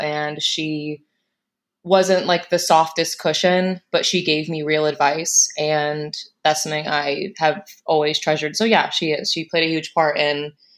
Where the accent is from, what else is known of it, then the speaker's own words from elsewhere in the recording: Plain City, Ohio, United States; also born or lived in Indiana; My father transferred jobs and we moved to Ohio, to Plain City